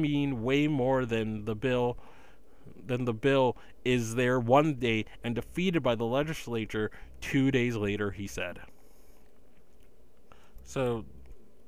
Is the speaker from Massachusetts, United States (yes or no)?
yes; Massachusetts, United States; my home state of legal grass, Massachusetts